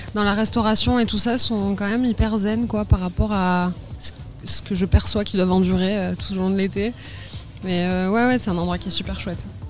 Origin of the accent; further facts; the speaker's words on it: Basque Country, Nouvelle-Aquitaine, France; also born or lived in Bordeaux; je suis originaire du Pays Basque